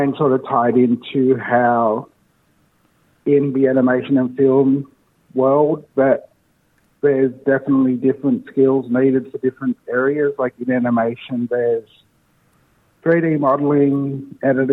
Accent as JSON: {"language": "English", "town": "Leeton", "region": "New South Wales", "country": "Australia", "tie": "born or raised there", "also_born_or_lived": "Wagga Wagga", "said": "I was born here in Wagga Wagga. I grew up in a small town not far from here called Leeton."}